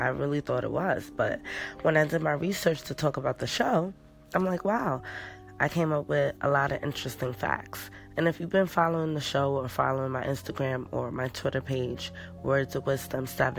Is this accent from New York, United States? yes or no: yes; New York City, New York, United States; I'm from New York, so New York City.